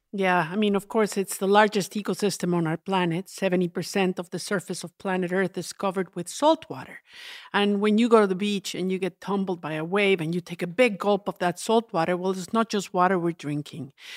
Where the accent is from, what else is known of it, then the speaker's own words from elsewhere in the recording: Mexico; I grew up in the Central Mountains in the, what's known as the volcano ring